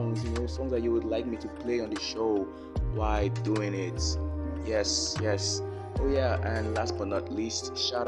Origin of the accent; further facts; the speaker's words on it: Delta, Nigeria; I'm from Delta State. My mom's from Ondo, so I'm partly Yoruba